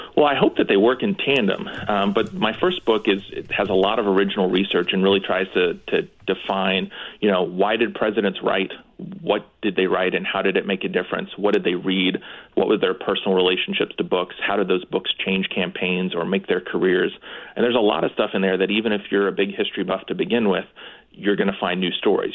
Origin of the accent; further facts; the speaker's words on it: Dillsboro, Indiana, United States; also born or lived in Evansville, Indiana / New Haven, Connecticut; now in Bloomington, United States; I am from a small town um, called Dillsboro, Indiana, in the southern part of Indiana